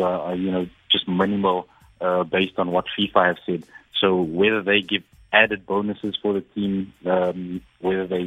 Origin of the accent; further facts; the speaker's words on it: South Africa; all of us as South African citizens